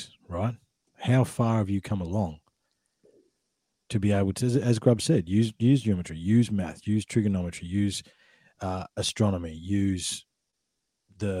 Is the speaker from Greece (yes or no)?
no; Australia; I'm the Australian